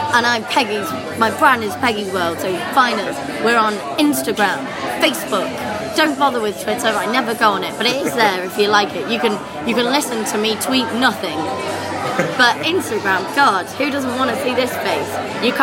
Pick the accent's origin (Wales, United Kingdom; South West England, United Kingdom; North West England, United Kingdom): North West England, United Kingdom; now in London, United Kingdom; Uh, I'm from Cheshire.